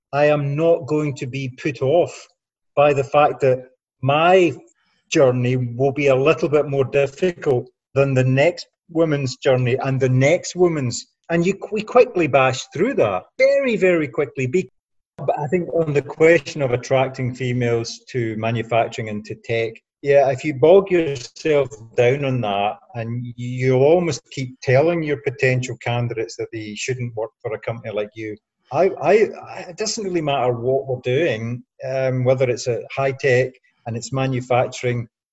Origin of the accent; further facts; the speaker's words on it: Scotland, United Kingdom; I'm a Scottish working class guy